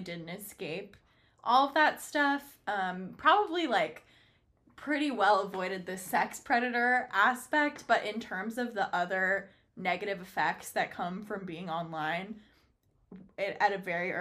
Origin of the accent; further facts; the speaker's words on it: San Francisco, California, United States; I was born in San Francisco